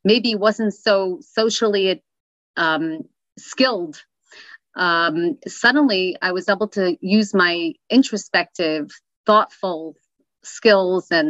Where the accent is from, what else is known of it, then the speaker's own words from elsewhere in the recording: New York City, New York, United States; Where I grew up in Crown Heights, actually on Crown Street.